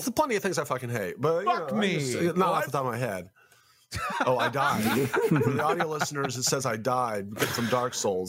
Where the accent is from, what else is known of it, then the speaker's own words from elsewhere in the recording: Memphis, Tennessee, United States; I'm from Memphis, Tennessee, motherfucker.